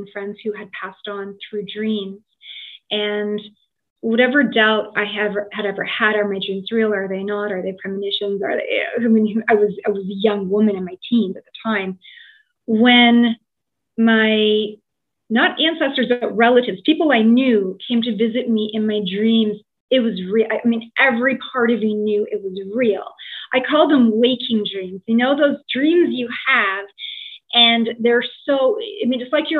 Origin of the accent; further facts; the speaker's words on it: Tottenham, Ontario, Canada; moved away as an adult; also born or lived in Toronto, Canada; now in Scotland; I was born in Tottenham, Ontario. So, you know, I'm a Tottenham girl. And I lived in Toronto for almost 20 years